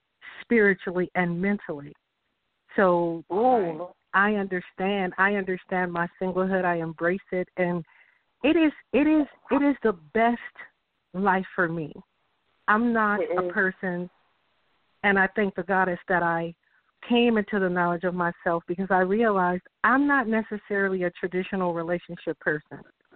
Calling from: California, United States; I'm calling from California.

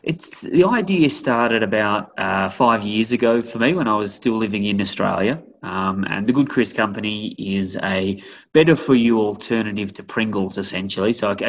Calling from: Boulder, Colorado, United States; So I am here in beautiful, sunny Boulder, Colorado.

